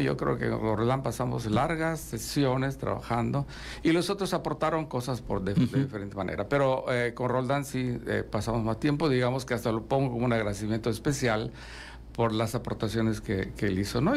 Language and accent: Spanish; Yucatán, Mexico; somos eh, los yucatecos